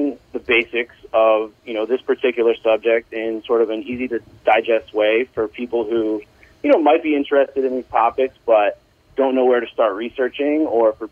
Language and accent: English; New York, United States; I'm from New York, I live in New York